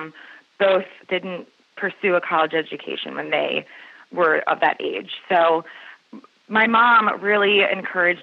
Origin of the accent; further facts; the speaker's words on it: Maryland, United States; also born or lived in Joppatowne, Maryland / Baltimore County, Maryland; So I grew up, I've always been a Marylander, and my family's actually been in Maryland since the late 1800s.